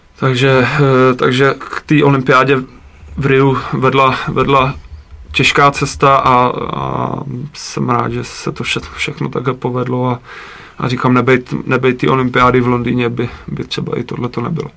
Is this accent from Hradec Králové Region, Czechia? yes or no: no; Jihlava, Vysočina Region, Czechia; já jsem vlastně původem z Jihlavy, tak, eh, na náměstí, kde jsem chodil, eh, n, na základku